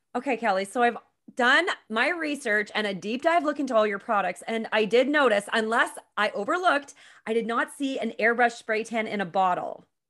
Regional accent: Petawawa, Ontario, Canada; I'm also from Petawawa

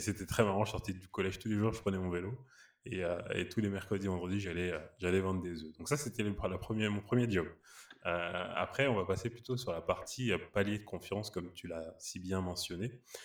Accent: Paris, Île-de-France, France; je suis né à Paris, originaire du Sénégal et du Mali

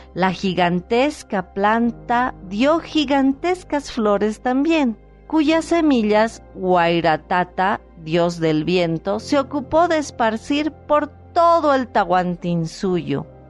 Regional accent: Potosí, Bolivia; mi país, de Bolivia, y muchas veces lo he hecho de mi ciudad natal Potosí

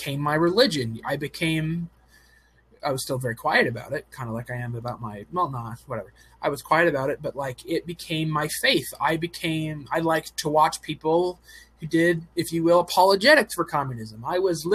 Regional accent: Oregon, United States; I'm from Oregon

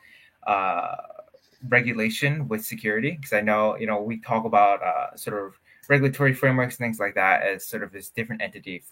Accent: New Jersey, United States; was doing software engineering at a magnet high school in over here in Jersey

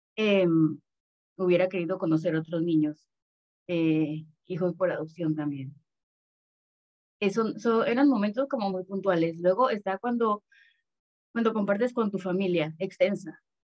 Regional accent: Panama; also born or lived in Mexico City, Mexico; vivo en Panamá desde que tenía tres años

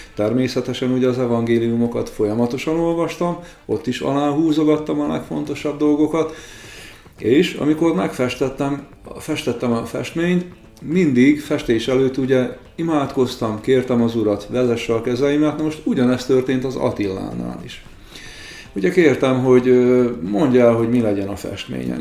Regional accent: Békés, Hungary; Békés megyei vagyok

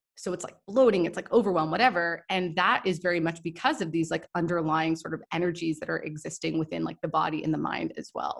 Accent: Toronto, Ontario, Canada; also born or lived in Goa, India; I'm from Toronto, I'm from Canada

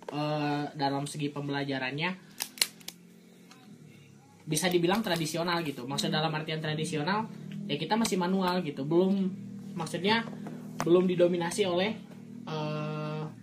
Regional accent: Sukabumi, West Java, Indonesia; saya asli USA orang Sunda asli kebetulan lahirnya di Sukabumi

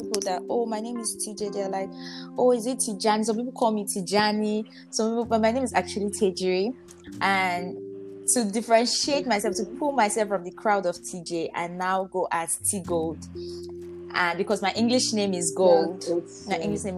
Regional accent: Delta, Nigeria; I'm from Delta State, like deep rooted in Delta. My both parents are from Delta State. So yeah, I'm fully Delta.

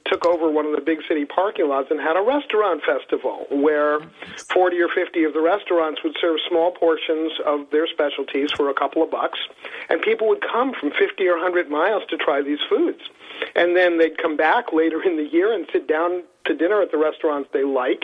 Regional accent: New York City, New York, United States; now in Massachusetts, United States; I grew up in New York City.

